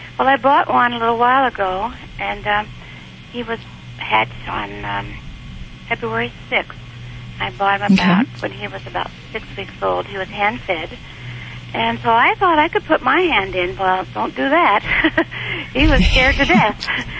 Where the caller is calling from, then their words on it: Spokane, Washington, United States; Spokane, Washington.